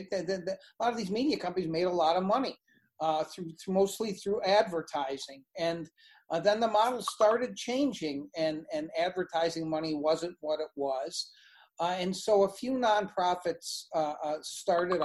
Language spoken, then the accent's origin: English; Buffalo, New York, United States; moved away as an adult; also born or lived in Ann Arbor, Michigan / Ithaca, New York; now in Nevada, United States; I'm from Buffalo, New York originally, and came here from Ann Arbor